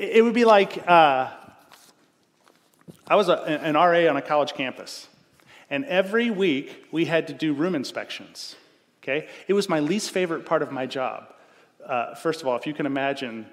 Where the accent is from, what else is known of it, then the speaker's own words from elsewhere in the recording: United States; I'm an American